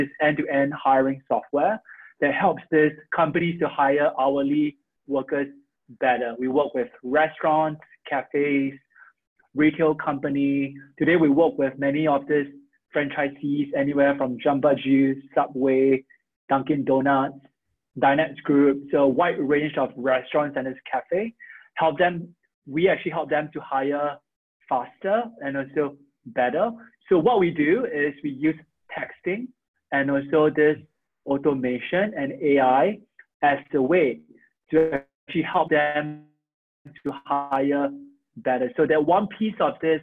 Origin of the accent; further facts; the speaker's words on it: Singapore; moved away as an adult; now in United States; I'm from Singapore. So I came to the US where I actually went to Harvard and also MIT for school